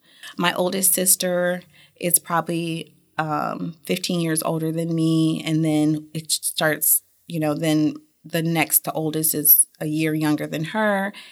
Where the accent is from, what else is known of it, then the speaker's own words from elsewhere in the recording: United States; Germany was a little different from how I grew up in the United States.